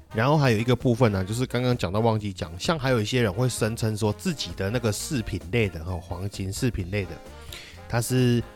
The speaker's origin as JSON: {"language": "Chinese", "country": "Taiwan", "said": "笑我们这些台湾人"}